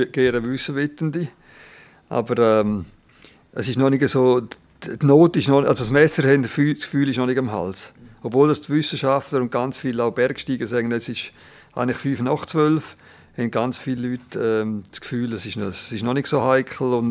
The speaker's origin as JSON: {"language": "German", "town": "Landquart", "region": "Graubünden", "country": "Switzerland", "tie": "born or raised there", "said": "Das ist Padre Gazzis Nachbardörfli und oben da ist der Pizol und ich bin gerade in Langquart aufgewachsen."}